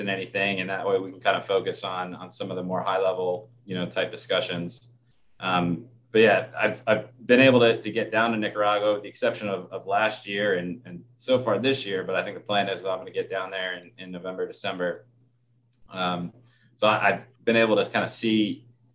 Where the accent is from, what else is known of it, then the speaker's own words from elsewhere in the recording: Warren County, New Jersey, United States; now in Pennsylvania, United States; I grew up in Warren County, New Jersey, which is, you know, just across the river, from where I'm at in Pennsylvania